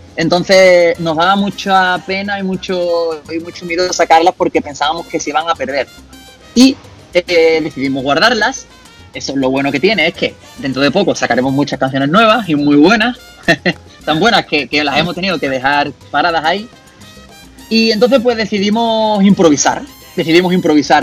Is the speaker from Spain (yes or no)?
yes; Seville, Andalusia, Spain